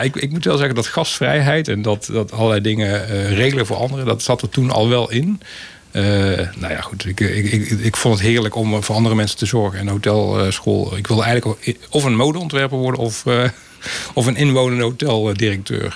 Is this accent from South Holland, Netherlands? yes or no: no; Breda, North Brabant, Netherlands; also born or lived in Terheijden; op mijn eerste ben ik verhuisd naar Prinsenbeek. Inmiddels is dat geannexeerd en is onderdeel van Breda. Maar ik heb inderdaad in Breda mijn leven vertoe, ja, geleefd.